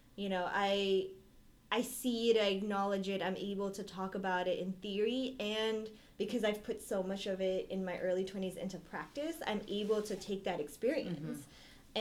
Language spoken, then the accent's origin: English; Bay Area, California, United States; moved away as an adult; I'm from the Bay Area